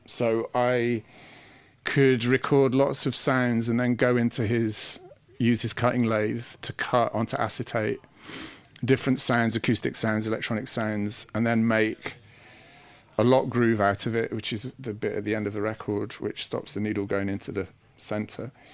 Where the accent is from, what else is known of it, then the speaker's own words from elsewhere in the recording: Sheffield, Yorkshire and the Humber, United Kingdom; moved away as an adult; also born or lived in Manchester; I come from Sheffield, so, you know, there was a culture of electronic music from being very young